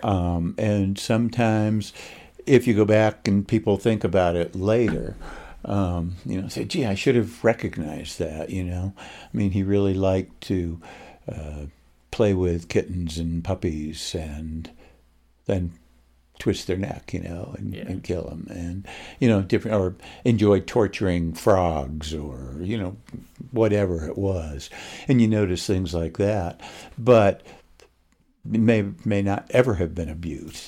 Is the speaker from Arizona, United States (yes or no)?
no; Oswego, New York, United States; moved away as an adult; also born or lived in Los Angeles; now in Utah, United States; I grew up in uh, upstate New York